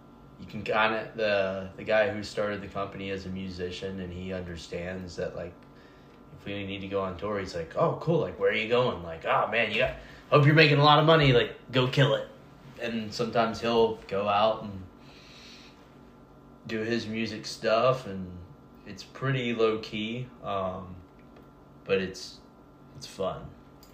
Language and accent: English; Nashville, Tennessee, United States; also born or lived in San Francisco; I was raised here. Yeah. My parents' families are both from Nashville